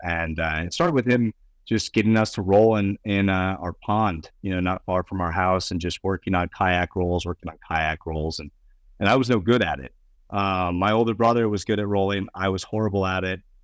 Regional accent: Bozeman, Montana, United States; also born or lived in Connecticut; I grew up in Bozeman, Montana

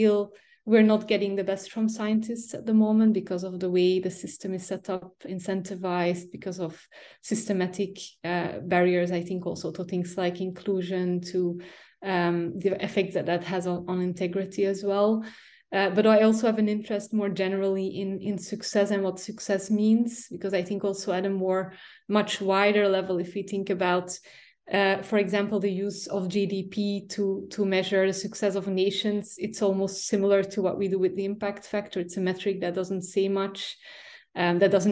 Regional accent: Belgium; moved away as an adult; also born or lived in Flanders; now in Cambridge, United Kingdom; I'm originally from Belgium

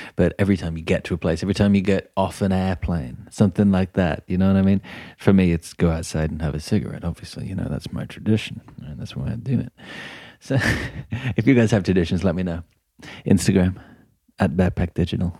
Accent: England, United Kingdom; I'm from England as well

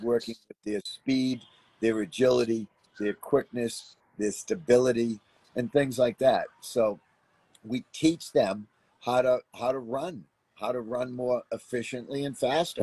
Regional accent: Boston, Massachusetts, United States; moved away; I grew up in Boston, Massachusetts. Um, which is about 15, 1600 miles from where I live now.

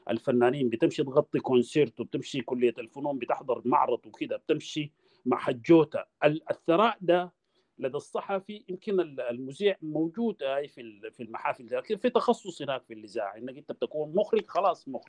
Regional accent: Sudan; moved away; انا لما طلعت من السودان حقيقه اجريت ما اقل من 500 حوار

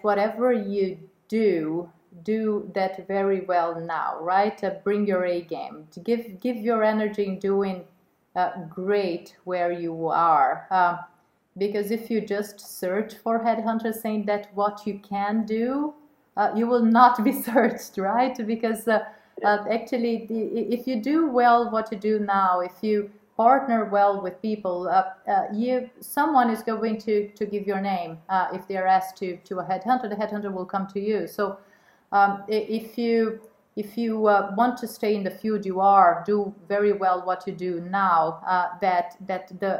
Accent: Rio de Janeiro, Brazil; moved away as an adult; also born or lived in Sweden / Switzerland / Netherlands; I was born and raised in Rio, and I had a very stable childhood. First time I went abroad was when I was 15 years old

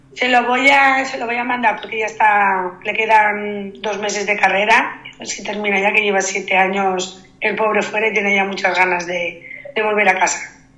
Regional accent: Sant Antoni de Portmany, Balearic Islands, Spain; los que somos too much somos los de San Antonio

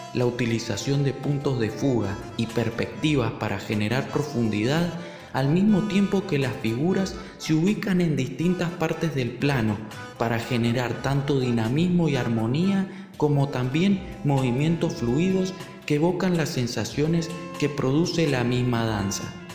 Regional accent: Mendoza, Argentina; nuestra ciudad de Mendoza

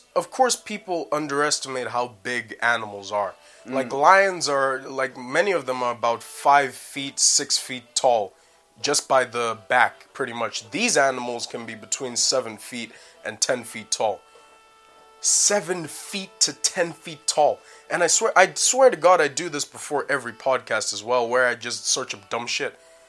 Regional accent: Leicester, East Midlands, United Kingdom; accent: Canadian; also born or lived in Canada; I am not Canadian. I'm Canadian, British. I was raised in Leicester and everything

